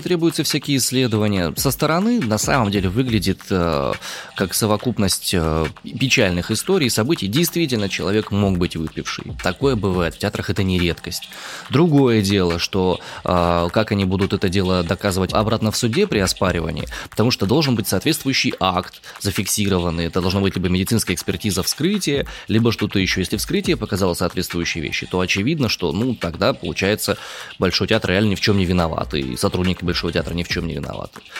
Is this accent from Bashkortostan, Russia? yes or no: no; Omsk, Omsk Oblast, Russia; я родом из Омска